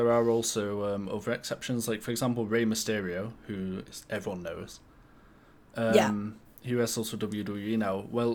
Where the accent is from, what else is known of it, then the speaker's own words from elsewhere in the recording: United Kingdom; I'm British.